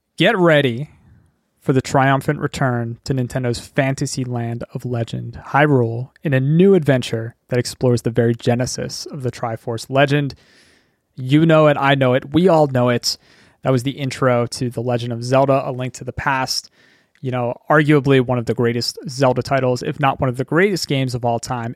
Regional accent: Philadelphia, Pennsylvania, United States; I live in Pennsylvania, and I grew up in Pennsylvania

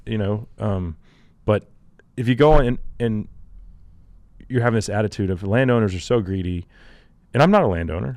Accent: Texas, United States; I'm a Texan.

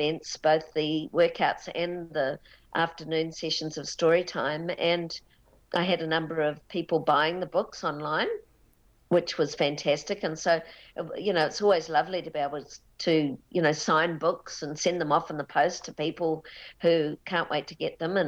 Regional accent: Auckland, New Zealand; I was born in Auckland and in a western suburb.

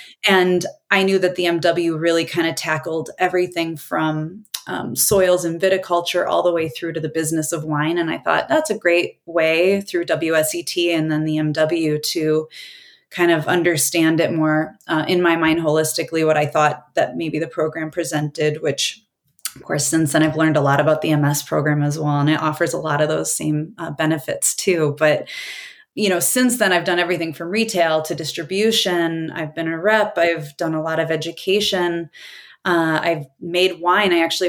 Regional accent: Wisconsin, United States; moved away; I came from Wisconsin. And so that was beer country there.

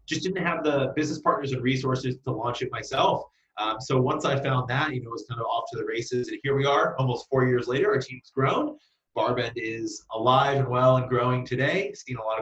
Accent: Central Kentucky, United States; now in Brooklyn, United States; I was born and raised in Central Kentucky

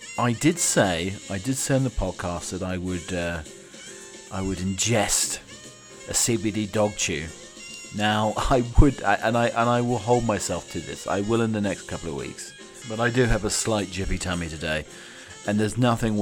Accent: United Kingdom; I'm your British butler

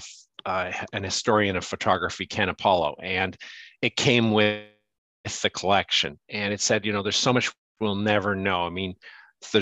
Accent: Canada; also born or lived in South Africa; now in New York, United States; I'm Canadian

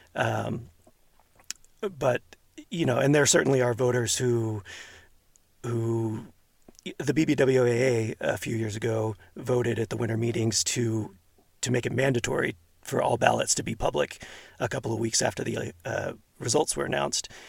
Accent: outside of Houston, Texas, United States; now in Hercules, United States; I grew up outside of Houston

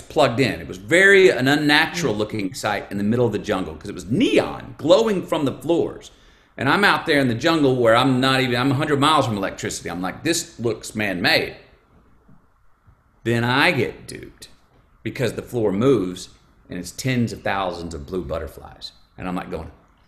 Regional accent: United States; I am an American.

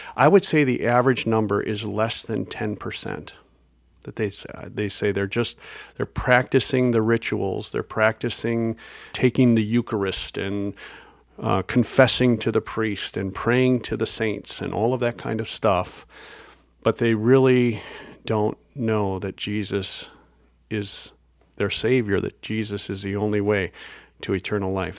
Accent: Wisconsin, United States; moved away; I grew up in Wisconsin

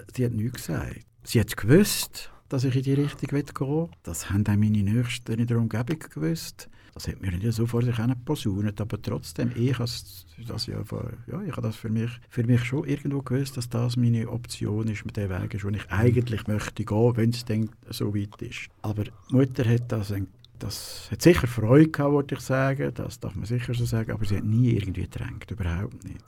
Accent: Dietwil, Aargau, Switzerland; also born or lived in Lucerne; geboren bin ich in Luzern, also im Spital dort. Aufgewachsen aber in Dietwil

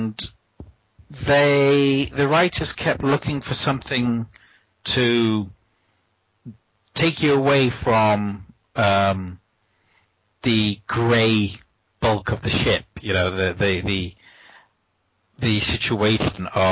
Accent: United States; Growing up in the United States

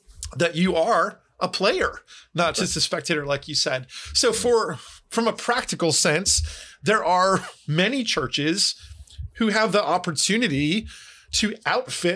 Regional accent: New Jersey, United States; I grew up in New Jersey

